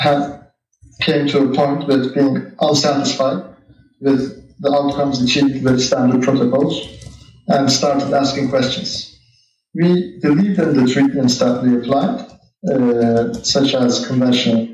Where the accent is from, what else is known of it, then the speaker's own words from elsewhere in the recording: Istanbul, Turkey; also born or lived in United States; I was born and grew up in Istanbul